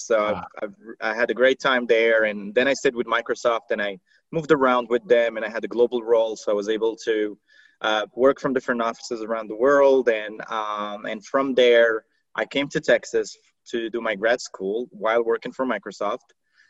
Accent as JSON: {"language": "English", "country": "Morocco", "tie": "born or raised there", "also_born_or_lived": "Doha, Qatar", "first_language": "Arabic and French", "second_language": "English", "moved": "as an adult", "lives_now": "Dallas, United States", "said": "So I'm in the Dallas area, but I live in Dallas. But I was born and raised in Morocco, so North Africa. So I did not really grow up speaking English. I grew up speaking Arabic and French."}